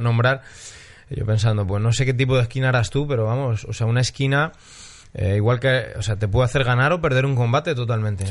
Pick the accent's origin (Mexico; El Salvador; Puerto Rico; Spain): Spain; Soy español para los latinoamericanos